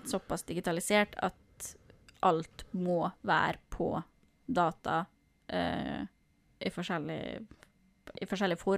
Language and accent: Norwegian; Norway; vi nordmenn